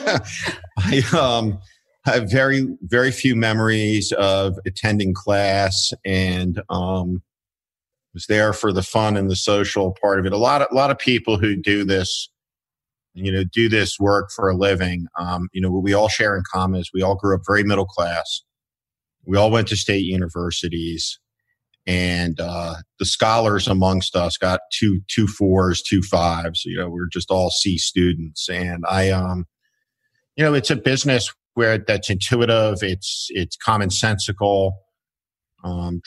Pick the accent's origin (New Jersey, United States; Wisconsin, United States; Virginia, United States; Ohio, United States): New Jersey, United States; North Plainfield; I grew up in North Plainfield, New Jersey, which was about 25 miles outside of New York City.